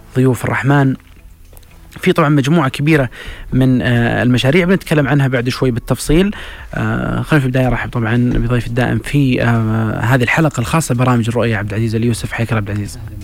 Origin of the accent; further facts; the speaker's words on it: Saudi Arabia; حنا ترى كسعوديين